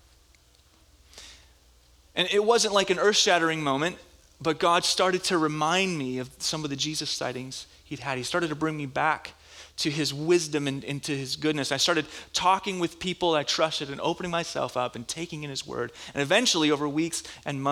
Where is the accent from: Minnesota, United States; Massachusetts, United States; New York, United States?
Minnesota, United States; moved away; I was in Bible school back where I grew up in Minnesota